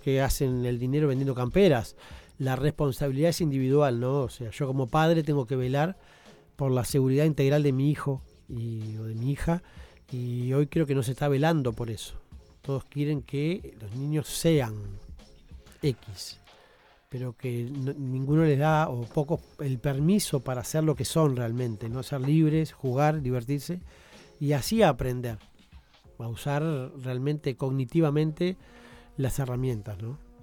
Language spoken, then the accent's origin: Spanish; Uruguay; como uruguayos